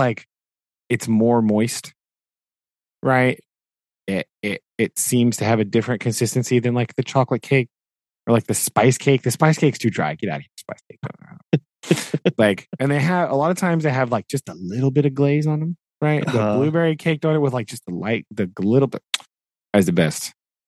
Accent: United States; I am American

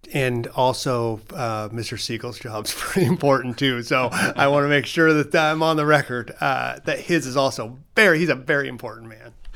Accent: Lakewood, Washington, United States; I grew up in Clover Park School District

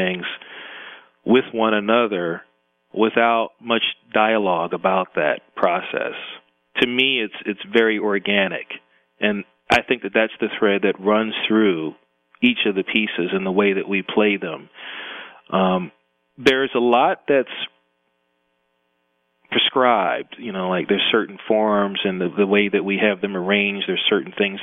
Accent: Philadelphia, Pennsylvania, United States; born or raised there; also born or lived in Brooklyn, New York / Voorhees, New Jersey

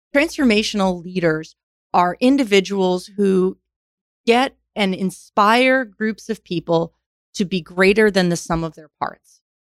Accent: New York, United States; moved away; also born or lived in Houston, Texas; I grew up in New York, came to Rice

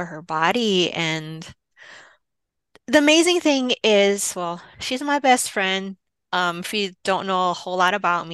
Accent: Hawaii, United States; now in Los Angeles, United States; I'm from Hawaii, so I had a jump from here in LA. I flew back home to Hawaii

